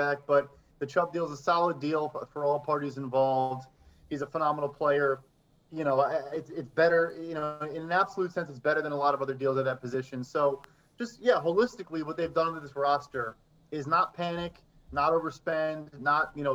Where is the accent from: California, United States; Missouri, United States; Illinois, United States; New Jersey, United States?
Illinois, United States; Chicago; I'm from Chicago.